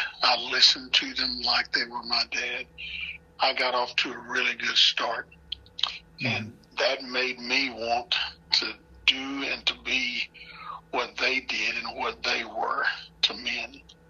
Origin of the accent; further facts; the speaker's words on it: Hollis, Oklahoma, United States; also born or lived in Ardmore, Oklahoma / Madill, Oklahoma; now in Kansas City, United States; I went to my hometown of Hollis. Mm-hmm. We coached there for 5 years. We left Hollis, moved to Medill. It was good to get back in that area of Oklahoma.